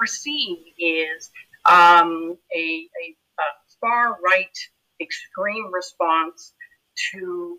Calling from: Toronto, Ontario, Canada; I am zooming in from Kakarampu, otherwise known as Toronto, the place in the water where the trees are standing.

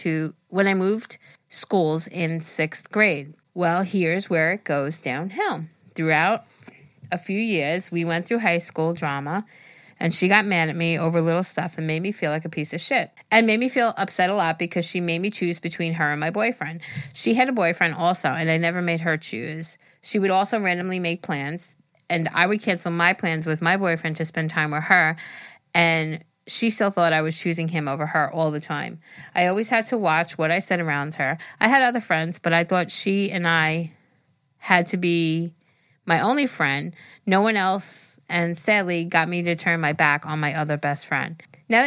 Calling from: Alabama, United States; I'm from Alabama, so if I say y'all a lot.

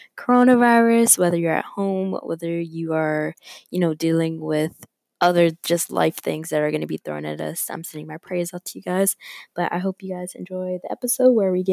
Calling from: Florida, United States; Hey guys, it is … I'm checking in from Florida. I'm back home because I have online class for the rest of the semester.

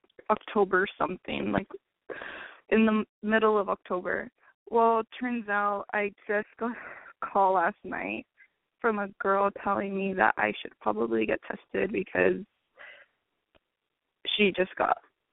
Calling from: Riverside, California, United States

